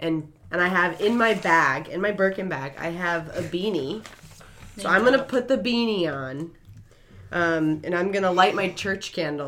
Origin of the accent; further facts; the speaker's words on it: Boston, Massachusetts, United States; accent: Boston; I'm going to lose my Boston accent and really go for it.